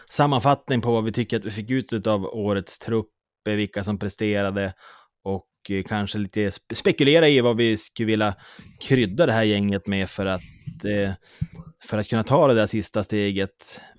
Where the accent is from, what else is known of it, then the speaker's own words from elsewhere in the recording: Småland, Sweden; Nej, jag är mer smålänning.